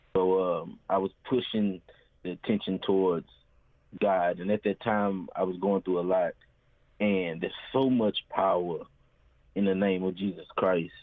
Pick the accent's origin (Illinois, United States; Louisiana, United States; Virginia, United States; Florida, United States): Louisiana, United States; Baton Rouge; born and raised in Baton Rouge, Louisiana